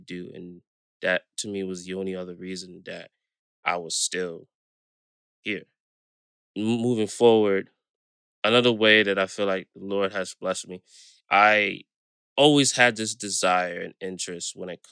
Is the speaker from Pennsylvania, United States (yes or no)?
no; New York City, New York, United States; I grew up in Brooklyn, New York, born and raised